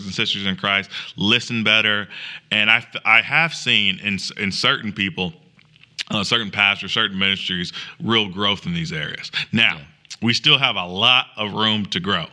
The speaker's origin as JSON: {"language": "English", "town": "Springfield", "region": "Illinois", "country": "United States", "also_born_or_lived": "Chicago, Illinois", "moved": "as an adult", "lives_now": "Greenville, United States", "said": "I'm from Springfield and my family's from Chicago"}